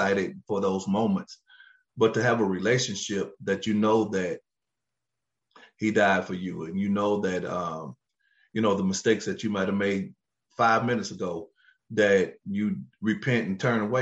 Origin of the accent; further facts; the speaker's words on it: Kentucky, United States; now in Cleveland, Tennessee, United States; I'm from Kentucky. I'm a coal miner's son